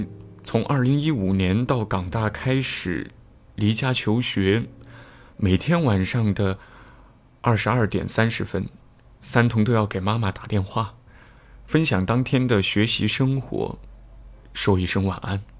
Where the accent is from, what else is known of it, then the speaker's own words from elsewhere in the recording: Leshan, Sichuan, China; 我们的老家在四川乐山。每次假期回去，我们最大的乐趣就是玩麻将。